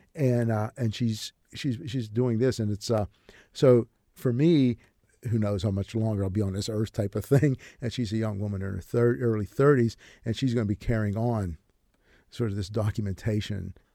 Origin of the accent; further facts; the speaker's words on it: Braddock, Pennsylvania, United States; there's this character I grew up with in Braddock